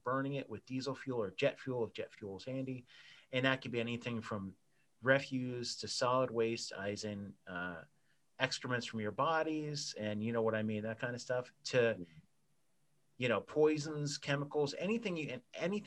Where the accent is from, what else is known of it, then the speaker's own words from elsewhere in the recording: New Jersey, United States; I grew up in New Jersey